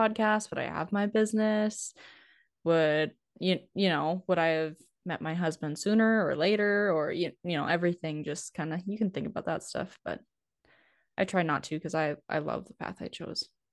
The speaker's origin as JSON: {"language": "English", "town": "Steele", "region": "North Dakota", "country": "United States", "tie": "born or raised there", "also_born_or_lived": "Nebraska", "accent": "northern", "said": "I'm originally from North Dakota. So my hometown is Steele, which is about forty miles east of Bismarck"}